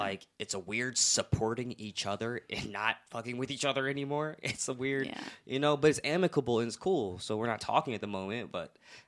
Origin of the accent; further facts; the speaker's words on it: Cleveland, Ohio, United States; Maybe I've mentioned it, but Cleveland, Ohio. And we are right on a lake and we have this stuff called lake effect snow.